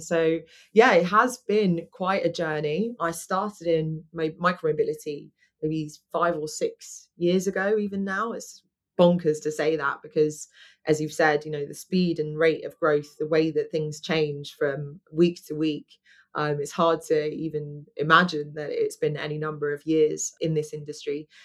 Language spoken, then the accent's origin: English; London, United Kingdom; moved away as an adult; I'm a Londoner, born and bred